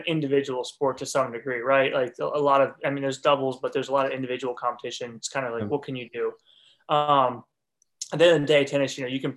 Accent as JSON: {"language": "English", "region": "Northeast", "country": "United States", "tie": "born or raised there", "moved": "yes", "lives_now": "Alabama, United States", "said": "where I grew up in the Northeast"}